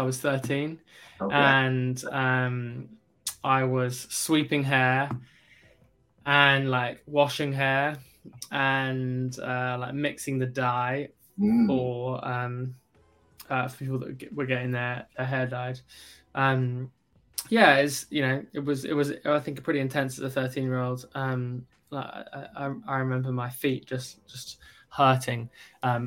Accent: South East England, United Kingdom; also born or lived in Kentucky, United States; Grew up in London, in the UK, well, just outside of London.

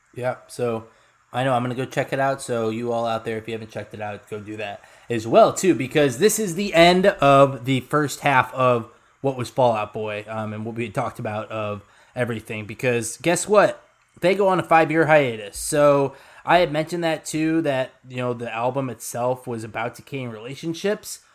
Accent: Lombard, Illinois, United States; where I grew up in Lombard

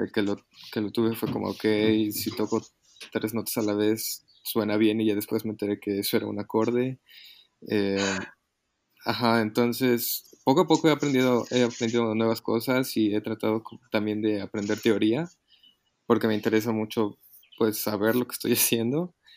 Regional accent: Mexico City, Mexico; soy de aquí, de, la Ciudad de México

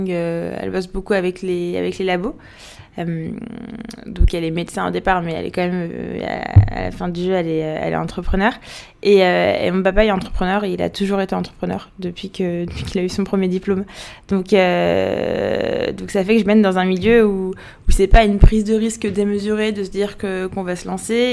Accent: Paris, Île-de-France, France; also born or lived in Algiers, Algeria; Non, en fait je suis née à Paris. J'ai grandi à, j'étais à Paris de 0 à 4 ans. De 4 à 7 j'étais à Alger, de 7 à 15 à Paris, de 15 à 18 à Alger, puis ensuite je suis repartie en France.

